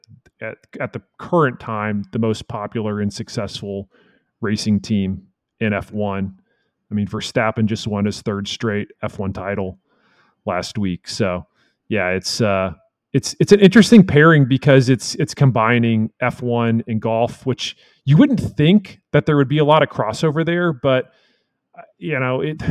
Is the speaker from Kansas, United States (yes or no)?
no; Texas, United States; as a Texan